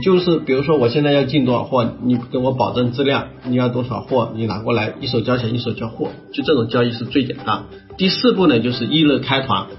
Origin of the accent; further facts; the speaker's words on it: Ganzhou, Jiangxi, China; 我老家是江西赣州那边，是不是？那我们再小一点是南康啊